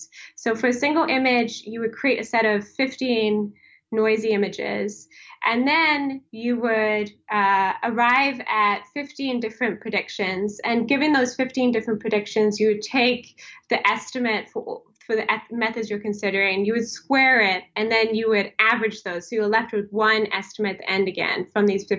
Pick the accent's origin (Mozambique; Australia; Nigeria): Mozambique; also born or lived in South Africa / Lesotho / Swaziland / Kenya; I grew up in Africa, mostly in Southern Africa. So I grew up in Mozambique, South Africa, Lesotho, Swaziland, Kenya.